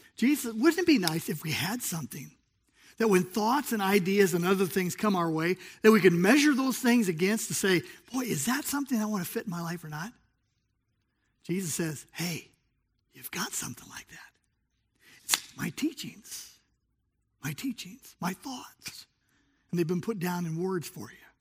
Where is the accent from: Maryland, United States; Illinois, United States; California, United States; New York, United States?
California, United States; Southern; moved away; I grew up in Southern California